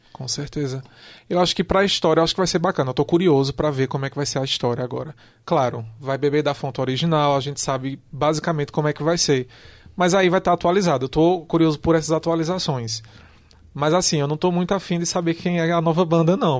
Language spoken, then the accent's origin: Portuguese; Brazil